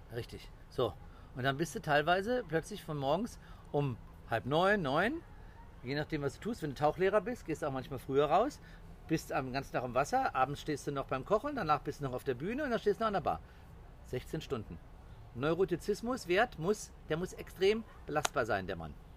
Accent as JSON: {"language": "German", "town": "Cologne", "region": "North Rhine-Westphalia", "country": "Germany", "also_born_or_lived": "Portugal", "moved": "as an adult", "said": "ich bin ein Kölsche Jung"}